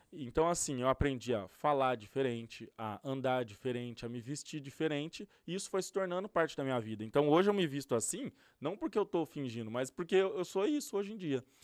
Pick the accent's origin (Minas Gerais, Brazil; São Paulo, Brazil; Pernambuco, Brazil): São Paulo, Brazil; Ribeirão Preto; moved away as an adult; now in California, United States; no Brasil, eu sou de Ribeirão Preto, interior de São são Paulo